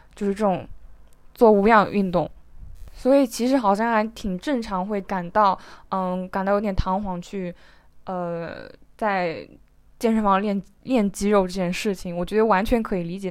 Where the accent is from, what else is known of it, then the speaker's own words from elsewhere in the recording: Zhejiang, China; 像我们浙江这里的